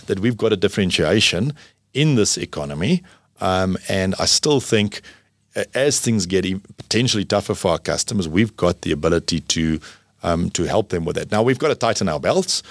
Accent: South Africa; as a South African

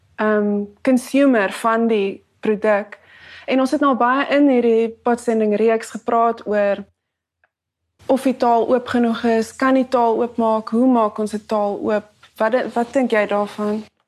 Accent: Cape Town, Western Cape, South Africa; ek het net groot geword in die Kaapse voorstede my hele lewe

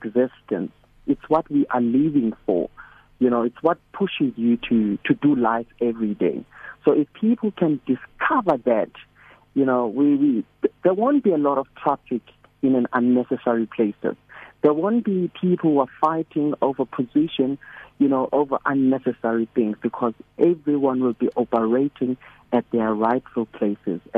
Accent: Eastern Cape, South Africa; moved away as an adult; now in Johannesburg, South Africa; born and bred in the Eastern Cape in a town called Ellis

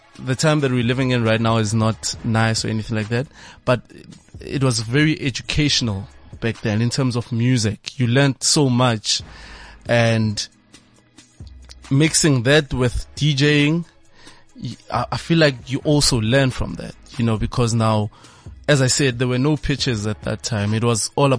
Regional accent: Siyabuswa, Mpumalanga, South Africa; Grew up in Siyabusa, in MP.

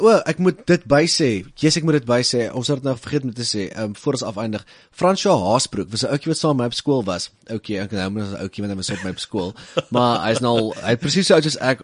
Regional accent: Little Karoo, Western Cape, South Africa; ons klein karoo cowboys

